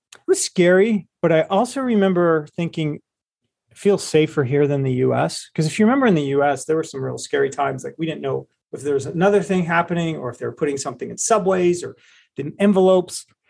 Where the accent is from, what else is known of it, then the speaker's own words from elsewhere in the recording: Cleveland, Ohio, United States; I was from Cleveland, I am from Cleveland, Ohio. We gr, you know, and we grew up in a family